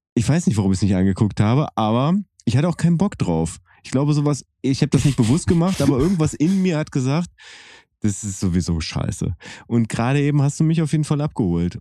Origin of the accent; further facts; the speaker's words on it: Bielefeld area, North Rhine-Westphalia, Germany; wir sind ja beide in Bielefeld geboren worden